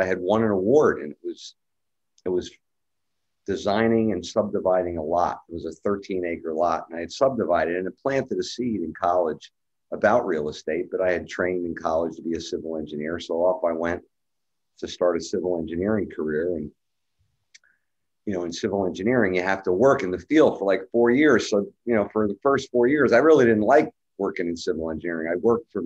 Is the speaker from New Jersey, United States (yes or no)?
yes; Highland Park, New Jersey, United States; also born or lived in New York City metropolitan area; I was born in the New York City metropolitan area, and grew up in a little small town called Highland Park next to Rutgers University